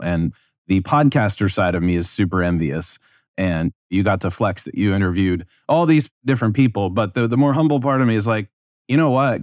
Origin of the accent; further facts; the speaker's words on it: United States; as an American